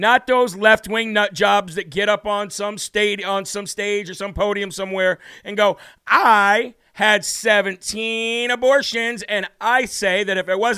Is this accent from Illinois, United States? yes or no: yes; Illinois, United States; moved away; my home state of Illinois. Very glad that I moved away from there